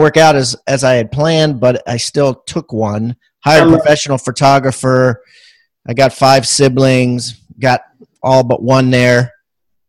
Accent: Maryland, United States; I'm from Maryland

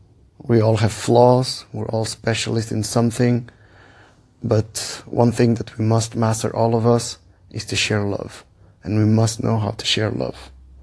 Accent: Switzerland; also born or lived in Portugal; Portuguese, born and raised in Switzerland. Lived in 9 countries, traveled 20 plus.

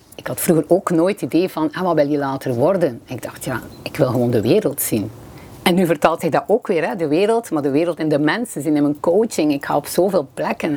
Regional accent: Bruges, Flanders, Belgium; accent: West Flemish; moved away as an adult; now in Limburg, Belgium; Zoals mijn eh, accent waarschijnlijk vermoedt, ben ik van de West-Vlaanderen, eh, van Brugge

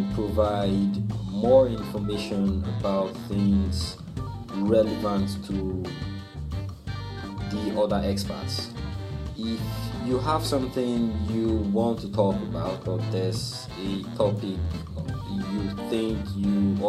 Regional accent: Nigeria; moved away as an adult; now in Malaysia; I'm from Nigeria

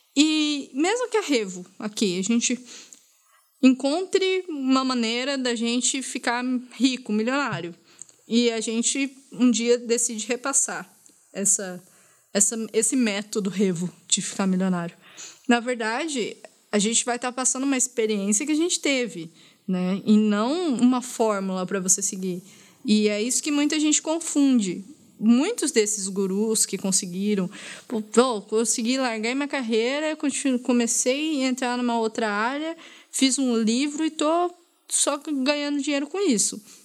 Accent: Brazil; como brasileira

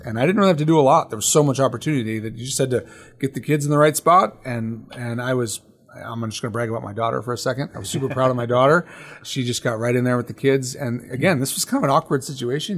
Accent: United States; as American believers

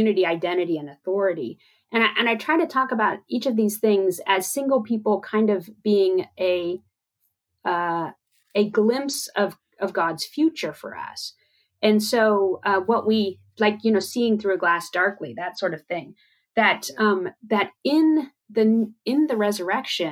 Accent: United States; as an American evangelical

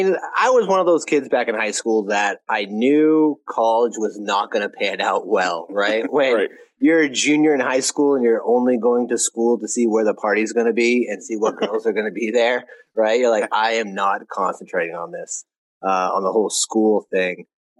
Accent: New England, United States; I'm from New England. So talked real fast, hands going everywhere.

